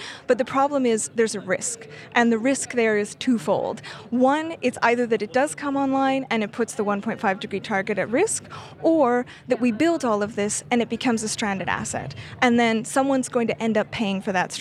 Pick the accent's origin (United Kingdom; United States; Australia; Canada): Canada; I'm Canadian.